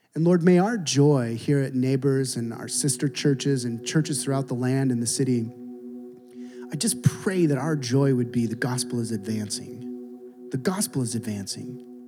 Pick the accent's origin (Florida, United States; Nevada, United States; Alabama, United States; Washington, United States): Washington, United States; Seattle; I'm from Seattle